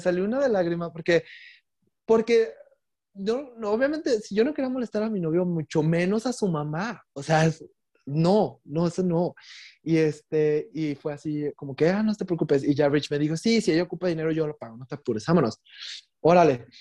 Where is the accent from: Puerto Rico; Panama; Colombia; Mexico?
Mexico; also born or lived in Puerto Vallarta, Mexico / England; Yo soy mexicano, tengo pasaporte mexicano